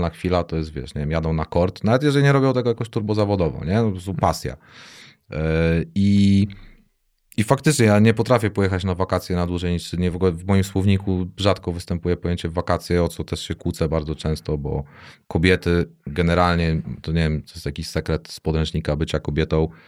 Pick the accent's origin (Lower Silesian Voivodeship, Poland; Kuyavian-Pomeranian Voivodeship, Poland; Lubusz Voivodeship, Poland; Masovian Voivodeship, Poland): Masovian Voivodeship, Poland; Warsaw; now in Tricity, Poland; jak ja z Warszawy, wiesz, to przeszczep, nie?